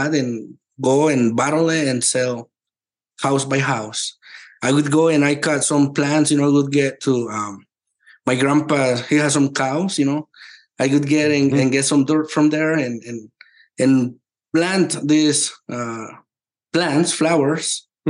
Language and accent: English; Mexico; moved away; I come from Mexico. This is not child abuse there. This is normal. We work since we were little.